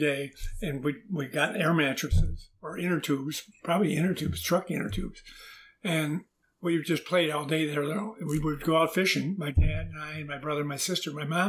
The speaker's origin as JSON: {"language": "English", "town": "Dearborn", "region": "Michigan", "country": "United States", "tie": "born or raised there", "also_born_or_lived": "Detroit, Michigan", "moved": "as an adult", "lives_now": "Canada", "said": "I grew up in Dearborn, Michigan, home of Henry Ford."}